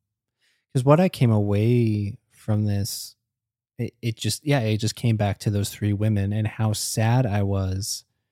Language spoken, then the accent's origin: English; Singapore; And like coming up in growing up in Singapore, which is a place that like they mention is even more buttoned down than America even.